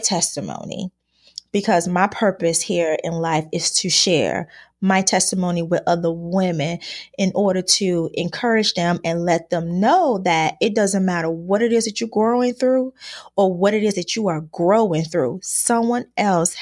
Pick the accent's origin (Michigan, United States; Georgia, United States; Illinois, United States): Illinois, United States; Chicago; I was born and raised in Chicago, Illinois